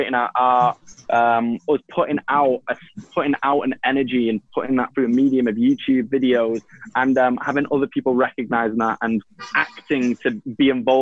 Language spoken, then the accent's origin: English; Manchester, North West England, United Kingdom; accent: Manchester; I'm from Manchester